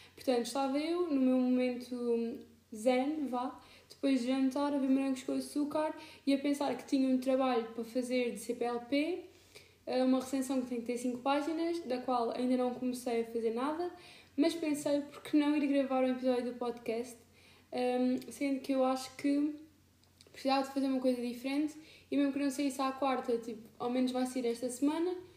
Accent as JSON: {"language": "Portuguese", "region": "Alentejo", "country": "Portugal", "moved": "as an adult", "lives_now": "Lisbon, Portugal", "said": "eu estou a morar em Lisboa, mas eu moro no Alentejo"}